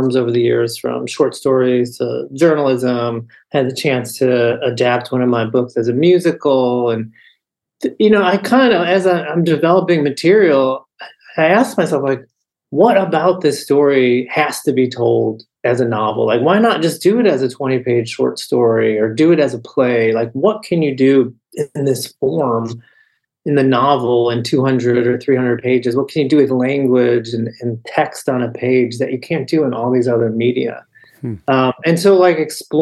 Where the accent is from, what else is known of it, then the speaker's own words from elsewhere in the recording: United States; growing up in America in the second half of the 20th century